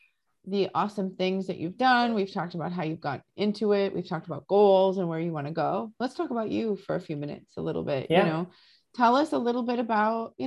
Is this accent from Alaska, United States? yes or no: no; Massachusetts, United States; we're from Massachusetts